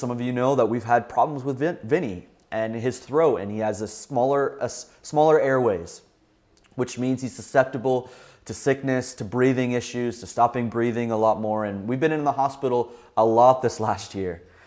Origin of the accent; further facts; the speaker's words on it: Southern Ontario, Canada; a young boy growing up in Southern Ontario